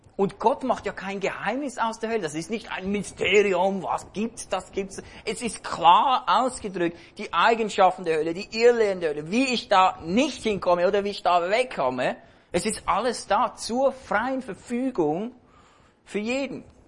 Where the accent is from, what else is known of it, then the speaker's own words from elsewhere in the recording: Switzerland; hier bei uns in der Schweiz.